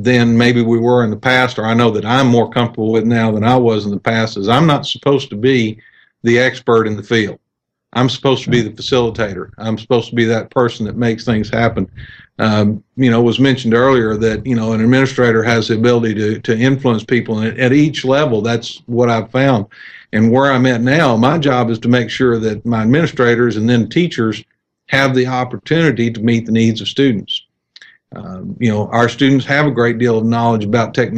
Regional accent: Texas, United States; also born or lived in Wills Point, Texas / Lindale, Texas; I grew up in Clear Creek School District south of Houston

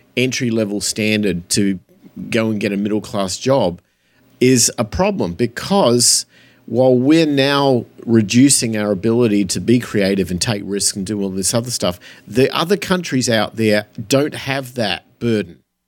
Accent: Australia; moved away; I grew up in Australia

